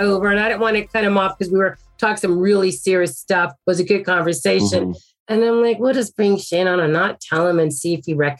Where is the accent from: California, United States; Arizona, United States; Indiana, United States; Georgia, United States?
Arizona, United States; I'm from Arizona.